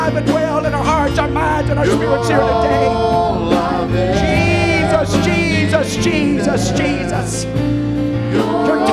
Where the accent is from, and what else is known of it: United States